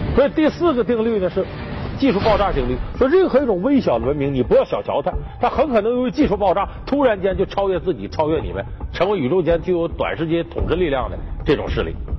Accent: Heilongjiang, China; 我们老家黑龙江

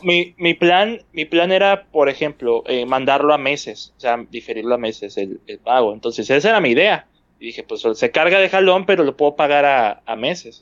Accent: Monterrey, Nuevo León, Mexico; siendo regio

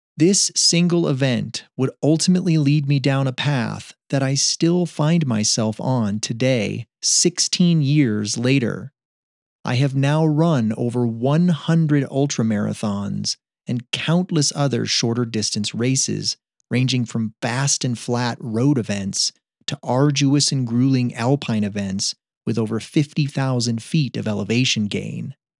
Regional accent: upstate New York, United States; moved away; back in my hometown in upstate New York

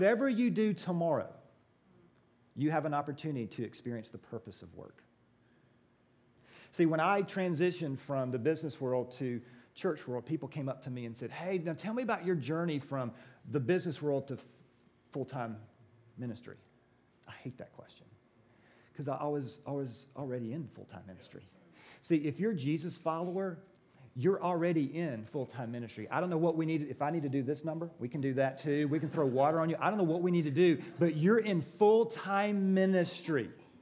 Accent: Georgia, United States; I'm from Georgia

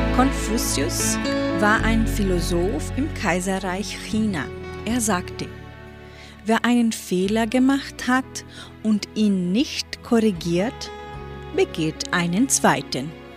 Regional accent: Entre Rios, Paraná, Brazil; Bei uns in Entre Rios

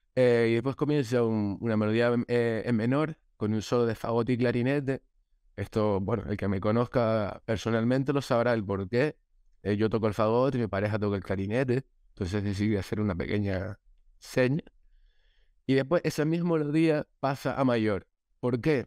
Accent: La Palma, Canary Islands, Spain; yo soy de La Palma, entonces para todos mis paisanos

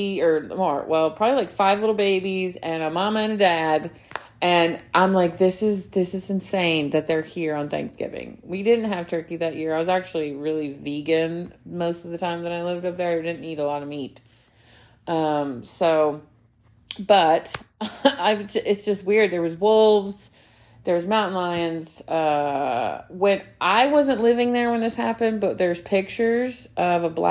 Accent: Alabama, United States; moved away; I grew up in Alabama too

